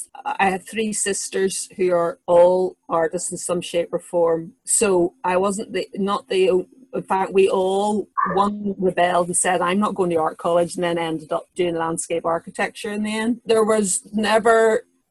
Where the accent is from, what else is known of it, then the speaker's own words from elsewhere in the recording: Northern Ireland, United Kingdom; I was born in Northern Ireland